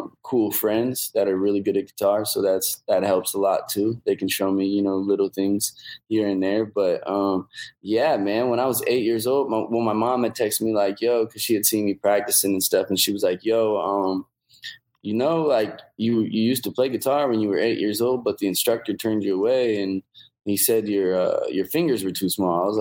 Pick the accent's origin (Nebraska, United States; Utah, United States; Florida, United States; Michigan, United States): Nebraska, United States; Omaha; go back home to Omaha